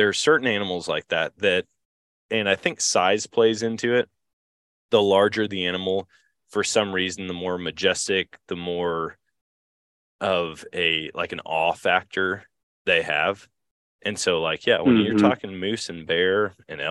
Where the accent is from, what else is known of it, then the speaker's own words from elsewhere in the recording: Eau Claire, Wisconsin, United States; moved away; I grew up in Wisconsin or in Eau Claire